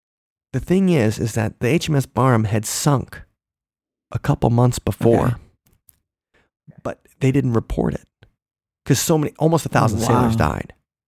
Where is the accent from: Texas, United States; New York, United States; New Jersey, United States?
New York, United States; Long Island; I'm from Long Island.